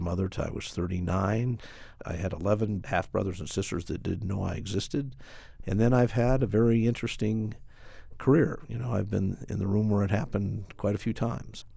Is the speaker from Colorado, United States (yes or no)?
yes; Colorado Springs, Colorado, United States; also born or lived in Denver; the mayor of my hometown. I literally grew up with this city